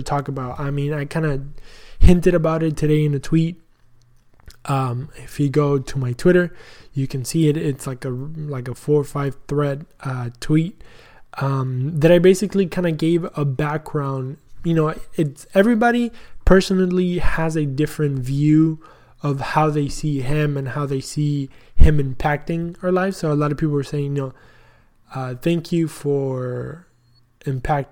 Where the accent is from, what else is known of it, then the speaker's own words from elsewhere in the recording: Argentina; now in Texas, United States; I'm proud of being Argentinian